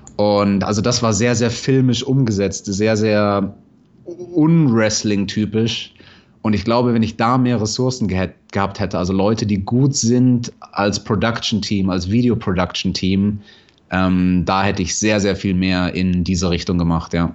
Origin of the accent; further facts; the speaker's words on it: Munich, Bavaria, Germany; Ich komme aus München